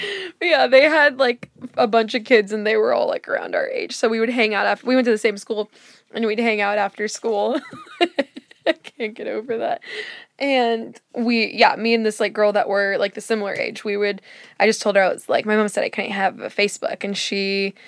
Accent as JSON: {"language": "English", "region": "California", "country": "United States", "tie": "born or raised there", "said": "I grew up in California"}